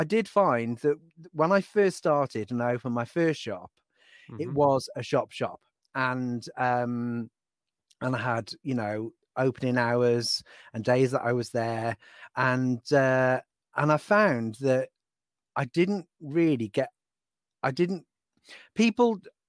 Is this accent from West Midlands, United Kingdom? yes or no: yes; Donington, West Midlands, United Kingdom; I was born in Shropshire. {S1} Okay. {S2} I'm a Shropshire lad.